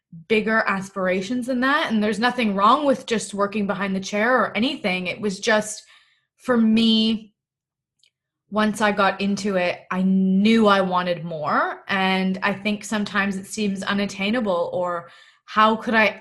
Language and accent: English; Toronto, Ontario, Canada; moved away as an adult; now in Melbourne, Australia; I'm originally from Toronto, Canada, and I'm currently living in lockdown in Melbourne.